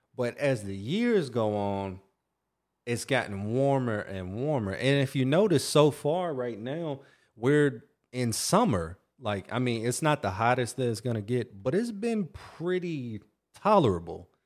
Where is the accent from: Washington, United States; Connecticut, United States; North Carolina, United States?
North Carolina, United States; I grew up in North Carolina